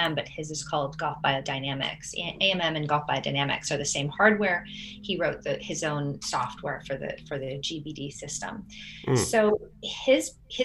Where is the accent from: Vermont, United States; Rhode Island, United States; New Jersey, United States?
Vermont, United States; now in Washington, DC, United States; So we live in Washington, DC, in the district. And I'm from Vermont. So my parents are in Vermont still